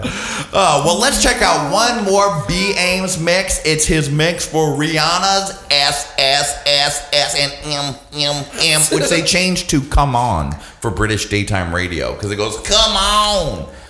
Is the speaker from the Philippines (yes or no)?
no; Egypt; because, you know, I grew up in Egypt.